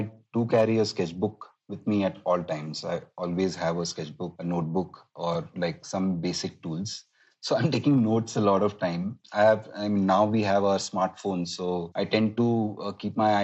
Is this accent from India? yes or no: yes; Mumbai, Maharashtra, India; my hometown where I grew up.